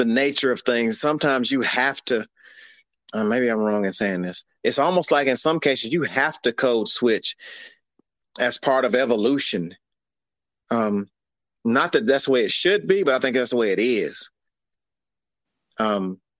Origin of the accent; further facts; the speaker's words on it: Cherokee, Alabama, United States; I grew up here in the South, deep South here in a little town called Cherokee, Alabama